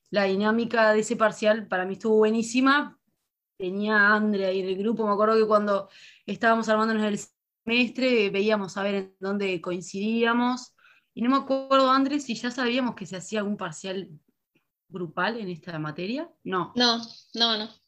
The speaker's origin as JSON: {"language": "Spanish", "region": "Canelones", "country": "Uruguay", "said": "en mi caso, yo soy de Canelones"}